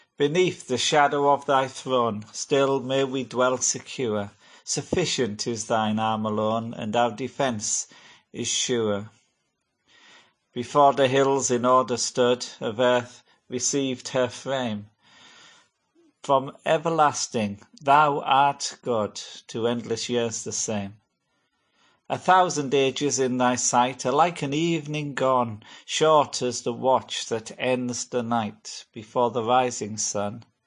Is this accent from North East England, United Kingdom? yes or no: yes; Hartlepool, North East England, United Kingdom; moved away; my hometown of Hartlepool